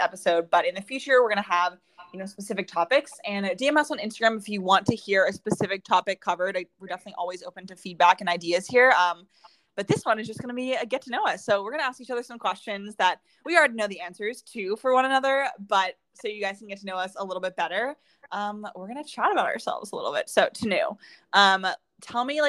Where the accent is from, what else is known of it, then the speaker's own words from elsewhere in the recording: Pittsburgh, Pennsylvania, United States; moved away as an adult; also born or lived in St. Louis; I grew up in Pittsburgh, and then I moved to St. Louis for college